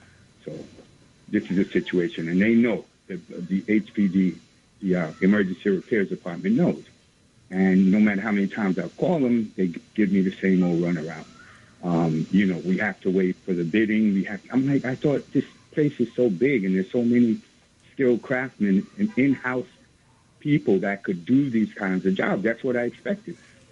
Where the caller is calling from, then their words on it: New York City, New York, United States; I'm calling from East New York, Brooklyn.